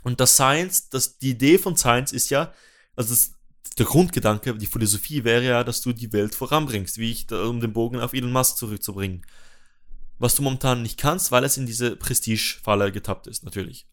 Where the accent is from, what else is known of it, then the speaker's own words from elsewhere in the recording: Switzerland; dass ich als Schweizer